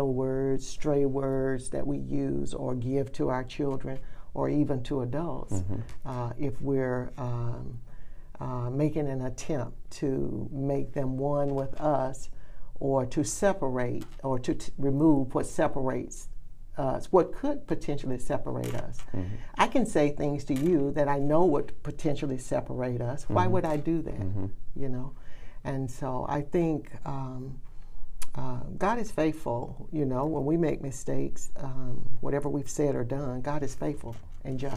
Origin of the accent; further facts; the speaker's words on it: Birmingham, Alabama, United States; growing up in Birmingham